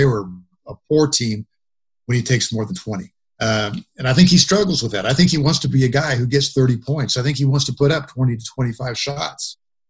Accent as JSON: {"language": "English", "town": "Indianapolis", "region": "Indiana", "country": "United States", "tie": "born or raised there", "said": "I was a kid growing up in Indianapolis during that time"}